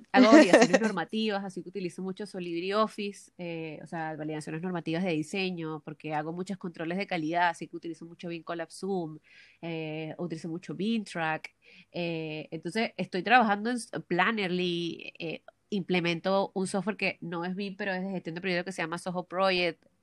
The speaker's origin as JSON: {"language": "Spanish", "country": "Venezuela", "lives_now": "Santiago, Chile", "said": "cuando salí de Venezuela no tenía idea de que yo iba a llegar al límite de todo lo que hago yo en un día."}